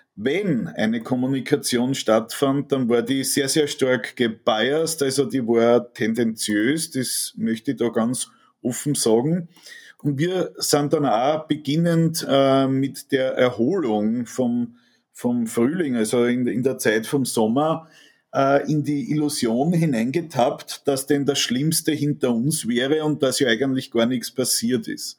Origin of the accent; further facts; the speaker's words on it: Austria; Mir tut es als Österreicher